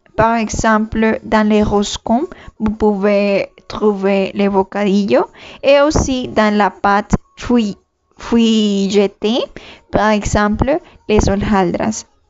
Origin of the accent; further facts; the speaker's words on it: Colombia; moved away; Ce pays, c'est la Colombie mon pays d'origine. Comme colombienne